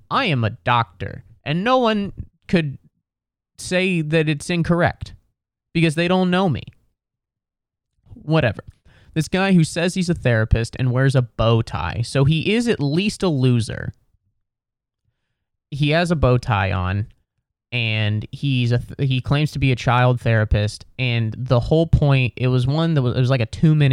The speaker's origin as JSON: {"language": "English", "region": "Midwest", "country": "United States", "said": "I admire that quality because I'm from the Midwest and I'm bothered by almost everything"}